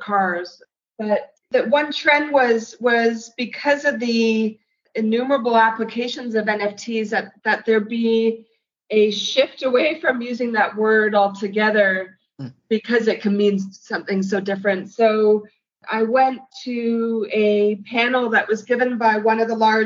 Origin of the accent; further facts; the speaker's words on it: New York City, New York, United States; As a New Yorker